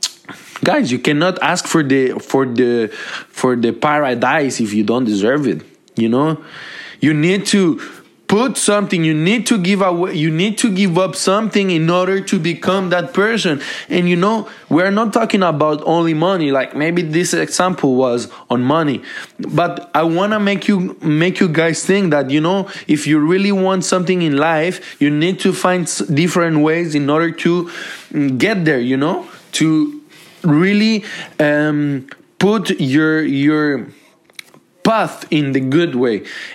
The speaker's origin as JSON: {"language": "English", "town": "Montreal", "region": "Quebec", "country": "Canada", "tie": "born or raised there", "said": "Because I grew up in Montreal, and Montreal is my lovely city."}